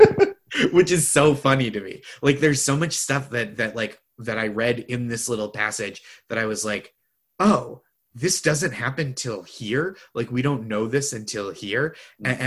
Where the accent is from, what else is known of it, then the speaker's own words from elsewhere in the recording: Boston, Massachusetts, United States; I'm from the Boston area also